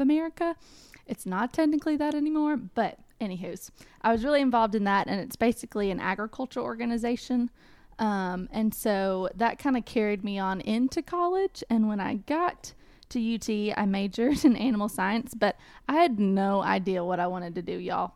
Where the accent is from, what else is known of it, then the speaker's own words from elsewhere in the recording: Cookeville, Tennessee, United States; also born or lived in Knoxville, Tennessee; I am originally from Cookville, Tennessee